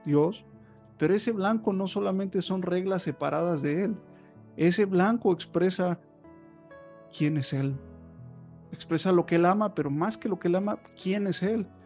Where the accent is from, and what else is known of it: Mexico